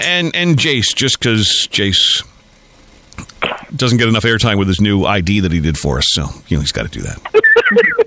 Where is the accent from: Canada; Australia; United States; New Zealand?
Canada; Nepean, Ontario; now I'm a North American kid growing up in Nepean